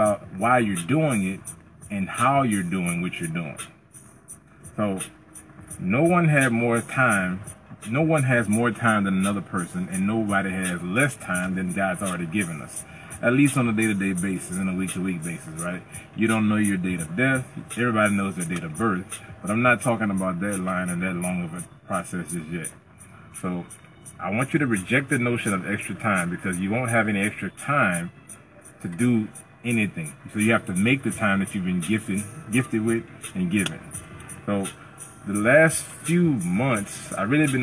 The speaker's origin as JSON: {"language": "English", "town": "Plaquemine", "region": "Louisiana", "country": "United States", "tie": "born or raised there", "said": "my hometown of P-Town"}